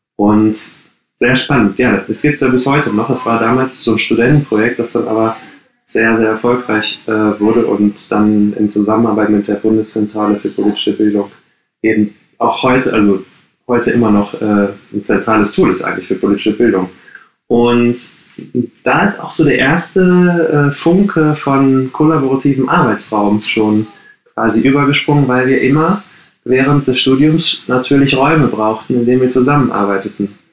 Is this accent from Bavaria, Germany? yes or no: no; Gladbeck, North Rhine-Westphalia, Germany; moved away as an adult; now in Berlin, Germany; ich bin gebürtiger Ruhrpottler, wie man das sagt. Ich komme aus Gladbeck